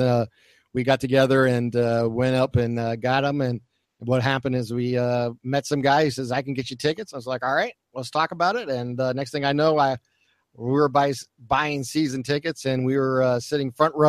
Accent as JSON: {"language": "English", "town": "Boardman", "region": "Ohio", "country": "United States", "tie": "born or raised there", "said": "I grew up here in Boardman, Ohio"}